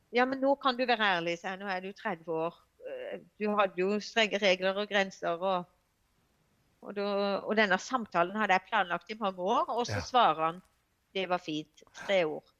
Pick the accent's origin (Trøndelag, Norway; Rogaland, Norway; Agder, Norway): Agder, Norway; Evje og Hornnes; moved away as an adult; now in Grimstad, Norway; jeg er egentlig fra Evje og Hårnes eh, kommune